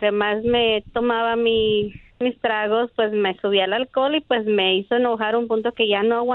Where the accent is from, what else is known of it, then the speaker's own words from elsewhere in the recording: Mexico; como buena mexicana que soy.